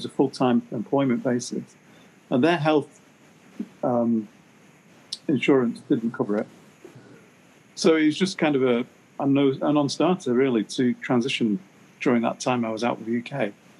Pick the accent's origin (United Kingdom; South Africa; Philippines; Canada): Canada; now in United States; So then I'm working in the US as a Canadian with my Canadian passport